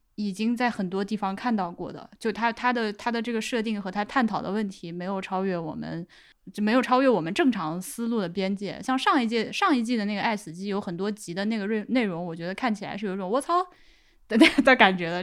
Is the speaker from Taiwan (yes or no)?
no; Laohekou, Hubei, China; moved away as an adult; 我那个说的是老口人